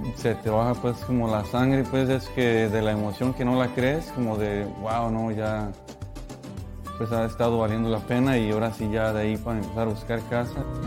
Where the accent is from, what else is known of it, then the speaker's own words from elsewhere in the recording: Mexico; moved away; igual mexicano